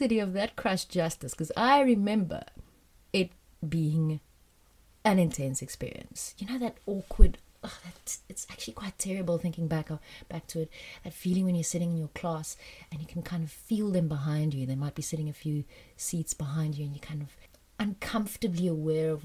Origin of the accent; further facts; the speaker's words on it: South Africa; also born or lived in France; When I was 9 and a half, we moved back from France to South Africa